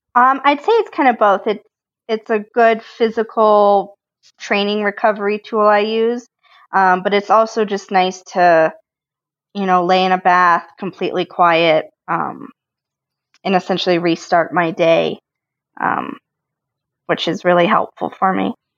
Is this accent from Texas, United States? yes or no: no; Colorado, United States; I grew up in Colorado